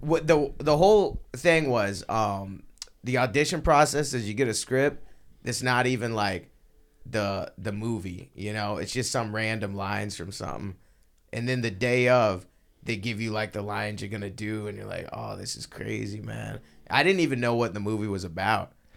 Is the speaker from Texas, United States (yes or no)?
yes; Texas, United States; I'm from Texas